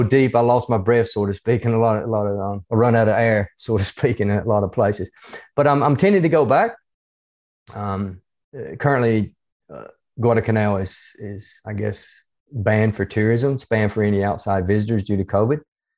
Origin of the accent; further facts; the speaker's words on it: the South, United States; accent: hybrid southern United States and Australian; moved away as an adult; now in Australia; I'm originally from the United States. You can probably tell from my accent, even though it's a hybrid accent between